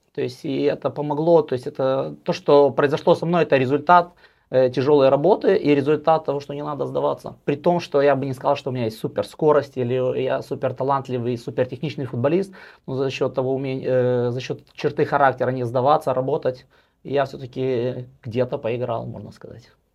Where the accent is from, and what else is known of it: Moldova; moved away as an adult; now in Sweden